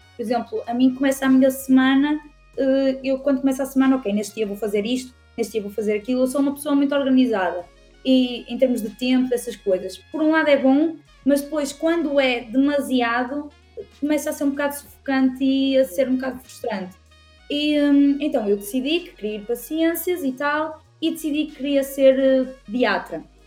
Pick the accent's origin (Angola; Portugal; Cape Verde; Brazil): Portugal; Tabuaço, Norte; born or raised there; also born or lived in Vila Nova de Gaia